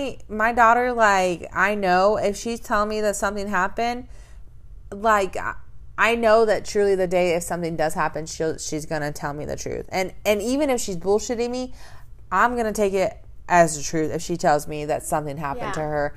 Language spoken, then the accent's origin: English; the South, United States; I'm from the South